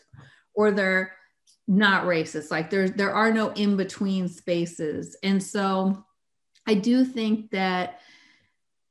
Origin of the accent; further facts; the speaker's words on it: Berkeley, California, United States; moved away as an adult; also born or lived in San Francisco Bay Area; now in Sacramento, United States; a somewhat crazy white lady from Berkeley